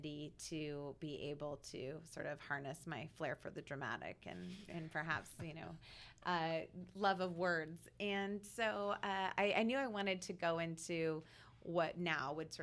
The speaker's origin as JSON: {"language": "English", "town": "Vancouver", "region": "Washington", "country": "United States", "tie": "born or raised there", "said": "I grew up in Vancouver, Washington, the daughter of a Cuban immigrant"}